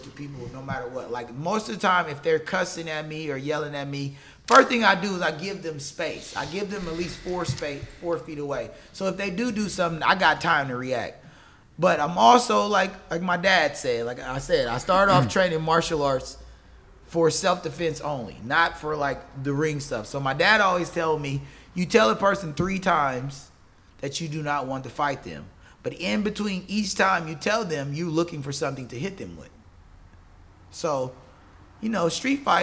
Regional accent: Compton, California, United States; moved away; also born or lived in Inglewood; I'm originally from Los Angeles, born in Inglewood, raised primarily in Compton.

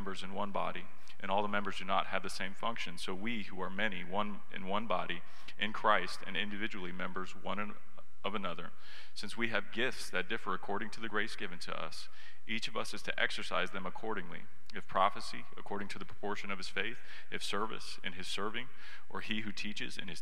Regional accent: Katy, Texas, United States; I grew up in Katy

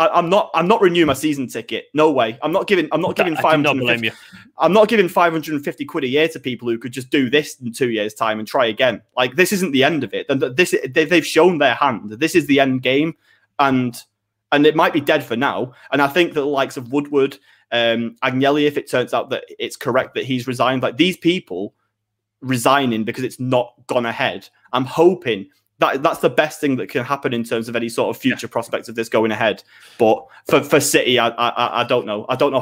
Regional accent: Manchester, North West England, United Kingdom; we're from Manchester, so we're better fans than you nonsense.

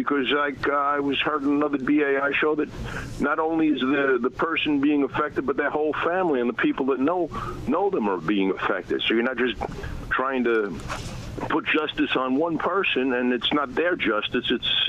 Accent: New York City, New York, United States; from Queens.

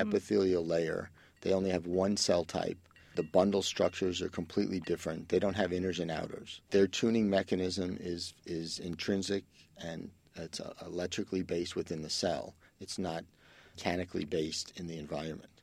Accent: New York City, New York, United States; growing up in the Bronx, I can't take quiet

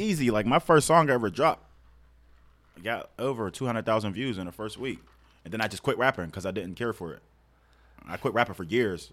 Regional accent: Pittsburgh, Pennsylvania, United States; I grew up in North View Heights

